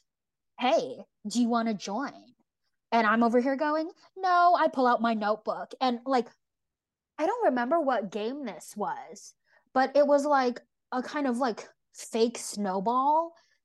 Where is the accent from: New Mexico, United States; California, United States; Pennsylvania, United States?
California, United States; Bay Area of; I grew up in the Bay Area of California